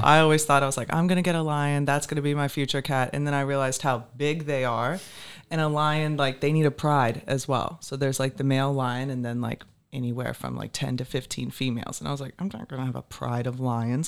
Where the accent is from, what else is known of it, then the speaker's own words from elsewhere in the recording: Richmond, Virginia, United States; moved away as an adult; also born or lived in New Smyrna, Florida / Port Orange, Florida; now in Naples, United States; originally from Richmond, Virginia. That's where I grew up. Moved to Florida when I turned 18